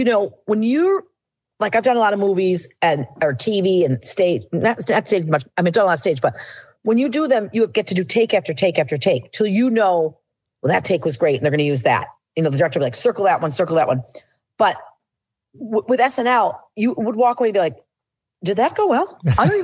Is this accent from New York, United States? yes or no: yes; Syracuse, New York, United States; I'm from Syracuse